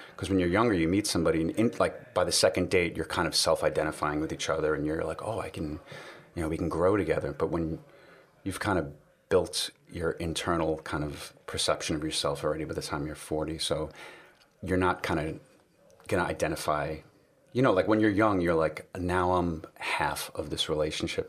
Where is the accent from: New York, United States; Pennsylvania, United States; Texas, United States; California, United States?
New York, United States; New York City; I grew up in New York City